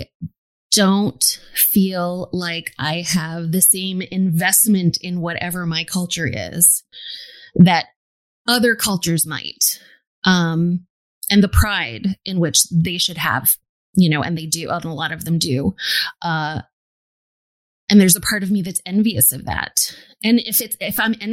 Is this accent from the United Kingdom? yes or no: no; New York City, New York, United States; I was born and raised in New York City, which is incredibly diverse